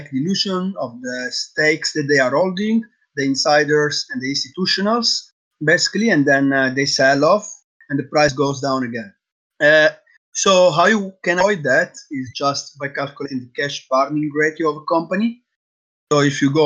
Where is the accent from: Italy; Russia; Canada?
Italy; Sicily; moved away as an adult; also born or lived in Thailand; now in Netherlands; I'm from Italy. I grew up in Sicily